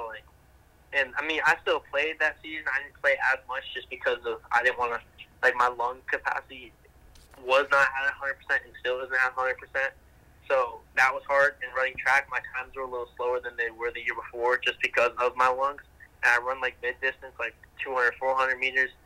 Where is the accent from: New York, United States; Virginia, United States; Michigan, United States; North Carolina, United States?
Michigan, United States; Detroit; I'm from Detroit